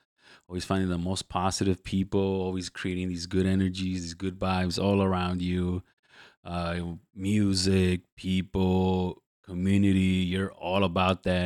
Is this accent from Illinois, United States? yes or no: yes; Chicago, Illinois, United States; I grew up in the Back of the Yards.